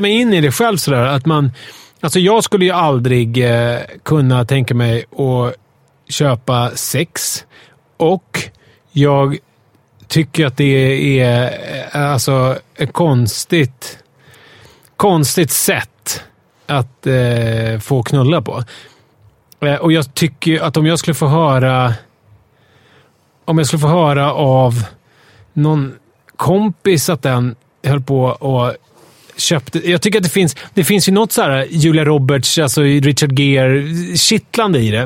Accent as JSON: {"language": "Swedish", "country": "Sweden", "said": "som naiv svensk"}